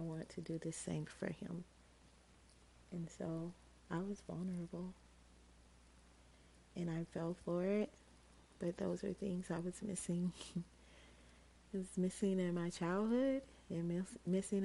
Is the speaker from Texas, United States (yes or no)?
no; Georgia, United States; I was from Georgia